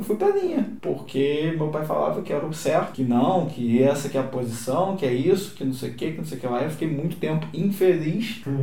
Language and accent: Portuguese; Rio de Janeiro, Brazil; moved away as an adult; eu não sou daqui, né? Sou do Rio